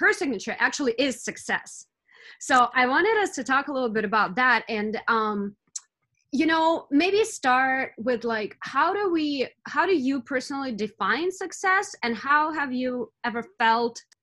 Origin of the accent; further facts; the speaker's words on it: Russia; moved away; I'm from Russia originally